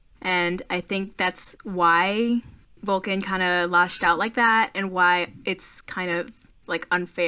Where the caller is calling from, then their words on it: Orlando, Florida, United States; I am calling from Orlando.